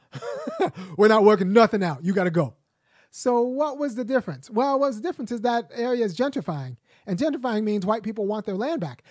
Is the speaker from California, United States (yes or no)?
yes; Los Angeles, California, United States